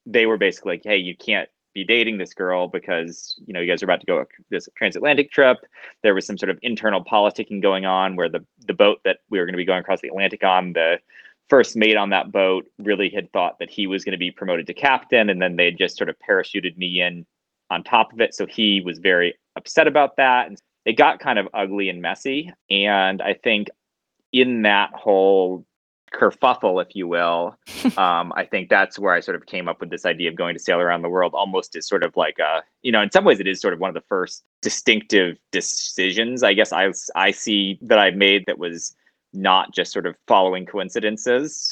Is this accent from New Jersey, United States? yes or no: no; Southern California, United States; I grew up in Southern California from a very early age